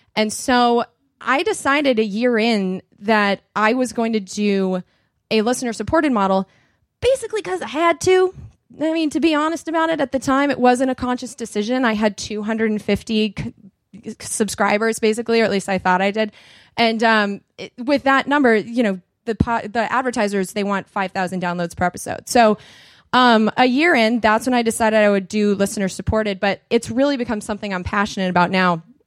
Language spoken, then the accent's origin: English; United States; accent: movie accent; They knew I was American